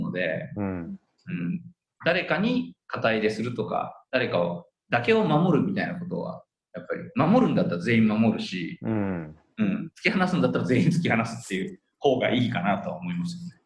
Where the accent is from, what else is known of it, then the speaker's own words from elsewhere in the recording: Udon Prefecture, Kagawa, Japan; now in Tokyo metropolitan area, Japan; 僕はそのうどん県出身者として